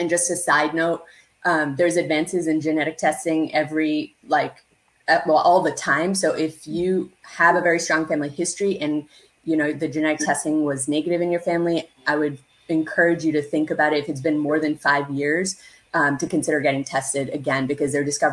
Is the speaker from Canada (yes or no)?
yes; Canada; I am a first generation Canadian born South Asian